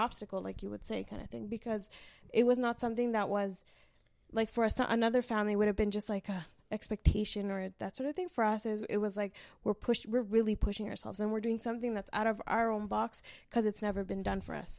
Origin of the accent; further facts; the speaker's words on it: Canada; I was born here